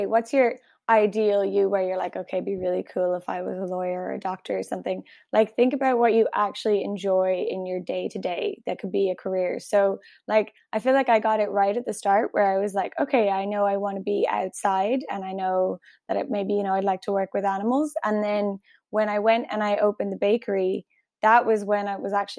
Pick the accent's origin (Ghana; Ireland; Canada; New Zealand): Ireland; accent: Irish; my Irish accent